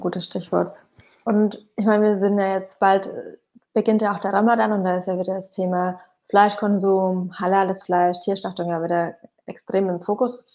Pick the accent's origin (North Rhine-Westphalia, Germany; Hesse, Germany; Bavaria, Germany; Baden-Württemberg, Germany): Bavaria, Germany; Bamberg; now in Berlin, Germany; meine Heimatstadt Bamberg